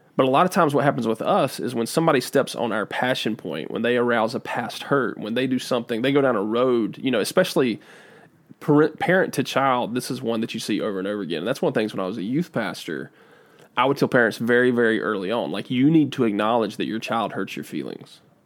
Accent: United States; I'm from Davidson County

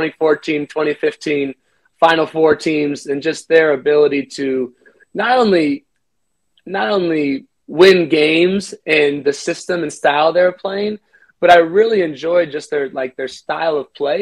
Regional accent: Midwest, United States; me growing up in the Midwest

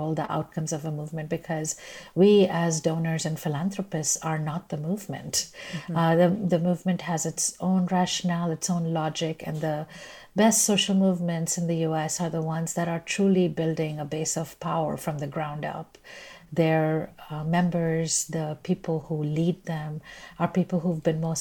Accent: India; moved away as an adult; now in United States; I'm Indian by birth, and I came to the U.S. as a student

